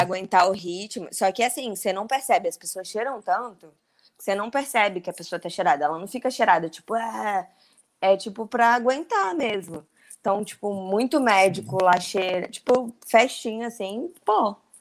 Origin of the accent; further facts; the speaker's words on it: Brasília, Federal District, Brazil; also born or lived in São Paulo; now in Rio de Janeiro, Brazil; eu, apesar de eu morar em São Paulo, eu sou brasiliense. Na época eu morava em São Paulo.